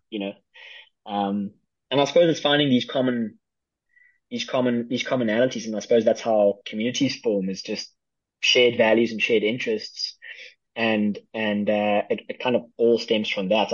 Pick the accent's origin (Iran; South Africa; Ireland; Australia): South Africa; I am from South Africa